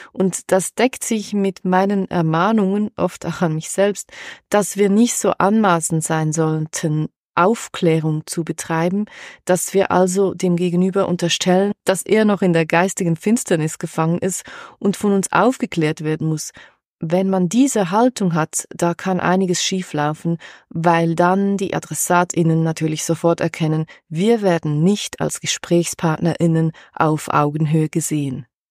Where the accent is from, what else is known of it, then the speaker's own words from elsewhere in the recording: Switzerland; bei uns in der Schweiz